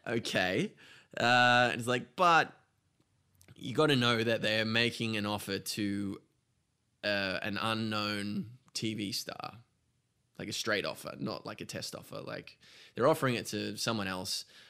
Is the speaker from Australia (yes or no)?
yes; Australia; moved away as an adult; now in United States; I'm Australian